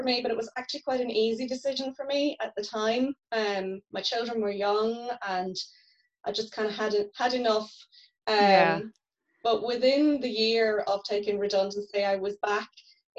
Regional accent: Northern Ireland, United Kingdom; moved away as an adult; also born or lived in Dublin; as you can probably tell from my accent, I'm from the north

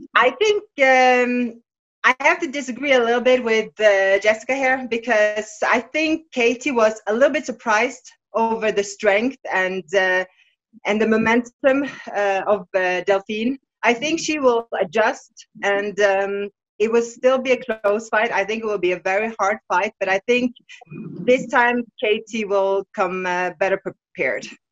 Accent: Bergen, Vestland, Norway; my hometown Bergen in Norway

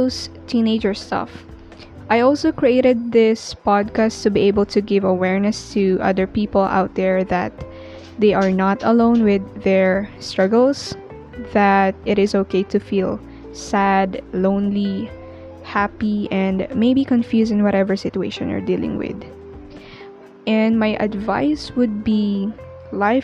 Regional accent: Philippines; being a Filipino teenager

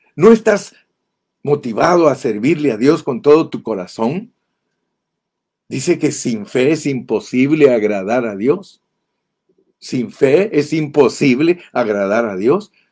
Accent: Guatemala; moved away as an adult; also born or lived in Ontario, California, United States; now in United States; yo viví en Guatemala 25 años, desde que nací hasta que cumplí 25 años

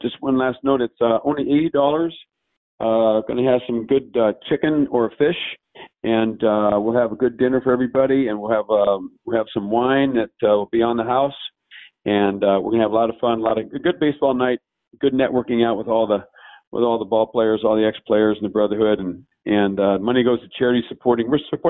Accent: Long Beach, California, United States; I'm from Long Beach.

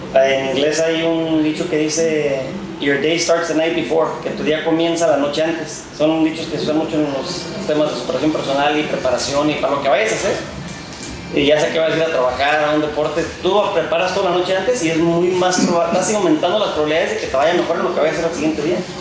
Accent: Churintzio, Michoacán, Mexico; Yo soy del municipio de Churincio, ah, un que se llama La Noria, ahí en Mero la Piedad y Zamora

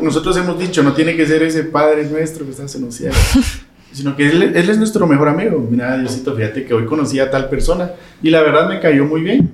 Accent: Quetzaltenango, Guatemala; yo soy de Shela

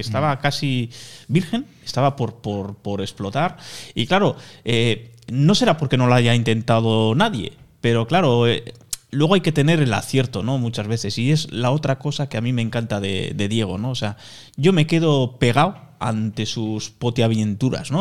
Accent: Irun, Basque Country, Spain; yo soy de Irún, tenemos el aeropuerto en Fuente Fuenterrabía

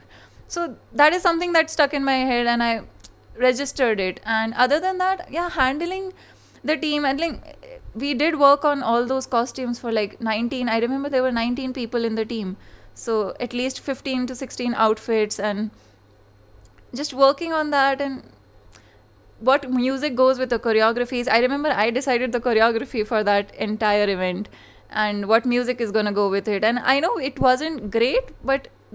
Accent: Jaipur, Rajasthan, India; I'm from Jaipur

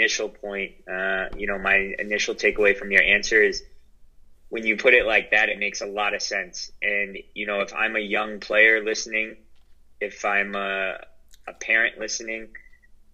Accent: Holmdel, New Jersey, United States; I grew up in Holmdel.

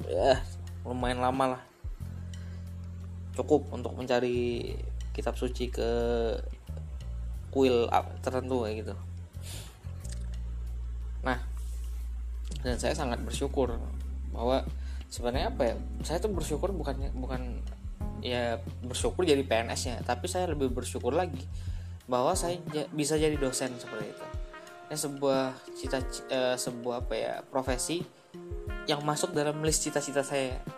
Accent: Palembang, South Sumatra, Indonesia; saya kembali ke daerah asal saya saya dari Palembang kebetulan dan saya berencana untuk mengabdi di alma mater S1 saya

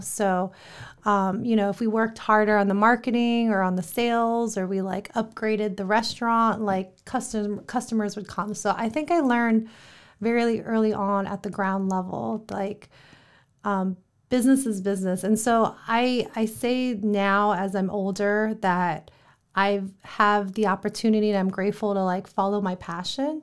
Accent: Columbus, Ohio, United States; moved away; Columbus, Ohio, born and raised.

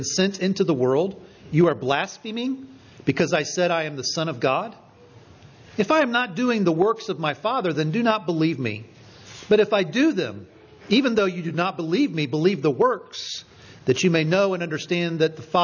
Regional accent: Richmond, Indiana, United States; moved away; my hometown, Richmond, Indiana

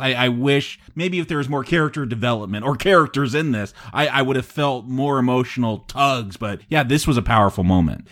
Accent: United States; as an American

